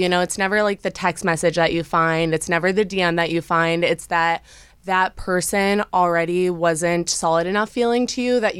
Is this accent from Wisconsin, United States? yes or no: yes; Wisconsin, United States; now in Los Angeles, United States; I'm from Wisconsin originally